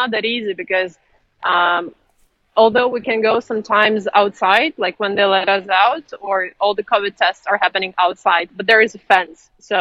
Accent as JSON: {"language": "English", "country": "Ukraine", "moved": "yes", "lives_now": "China", "said": "because I'm Ukrainian, I'm from Ukraine"}